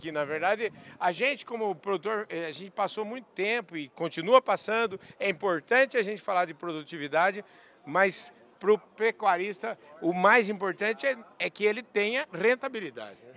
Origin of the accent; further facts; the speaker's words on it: São Paulo, Brazil; eu sou lá da região do Itatuí, uma região que cria cavalo, uma região que precisa de um capim nessa qualidade.